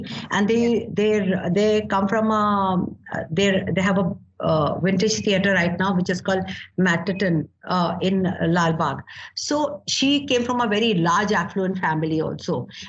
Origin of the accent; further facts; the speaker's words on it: Myanmar; Okay, first and the foremost, I come from Burma. You know, my grandparents had this shipping mills in Burma.